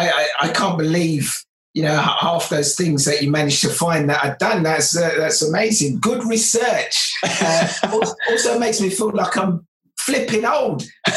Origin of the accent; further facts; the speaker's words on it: Lagos, Nigeria; born there; I was born in Lagos, Nigeria, and my parents were then forced into making a very, very big decision.